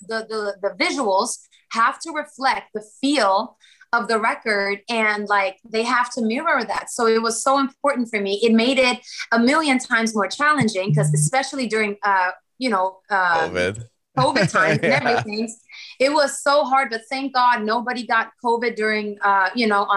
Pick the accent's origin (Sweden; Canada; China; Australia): Sweden; also born or lived in Kosovo / Germany; now in Los Angeles, United States; I'm also Swedish, because like I grew up in Sweden. My childhood, it was all Sweden